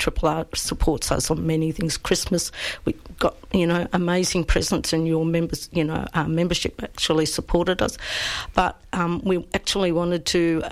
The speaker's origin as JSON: {"language": "English", "country": "Australia", "tie": "born or raised there", "said": "I grew up in Hillsville"}